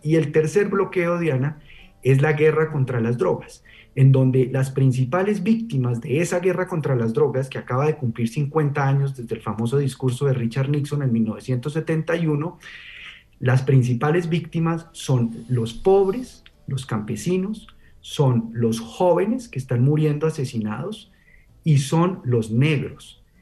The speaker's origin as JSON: {"language": "Spanish", "country": "Colombia", "said": "nosotros como colombianos"}